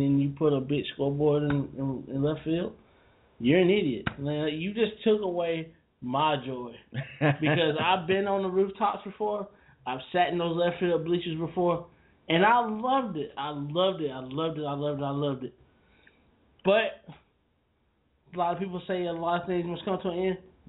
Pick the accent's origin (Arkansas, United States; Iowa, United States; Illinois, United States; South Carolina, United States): Illinois, United States; Chicago; also born or lived in Oak Park; Being a Chicago born boy. North Sider.